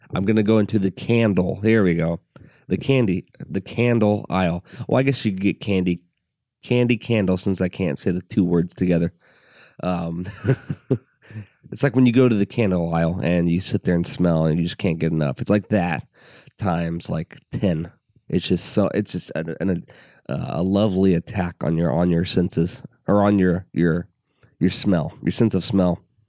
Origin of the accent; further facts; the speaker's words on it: Alton, Illinois, United States; I'm from Alton, Illinois